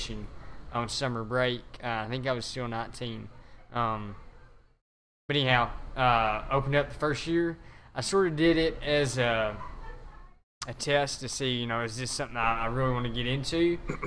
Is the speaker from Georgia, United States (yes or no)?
no; Dresden, Tennessee, United States; Dresden, Tennessee, which is my hometown